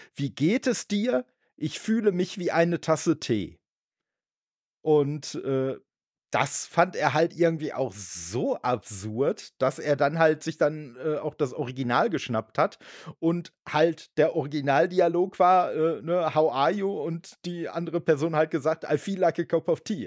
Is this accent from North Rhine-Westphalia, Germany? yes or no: yes; Dortmund, North Rhine-Westphalia, Germany; das ist jetzt der Dortmunder Begriff, halt meine Heimatstadt